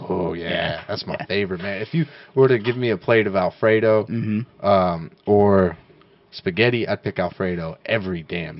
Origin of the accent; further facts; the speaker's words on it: Idaho, United States; moved away; Man, I grew up in Idaho.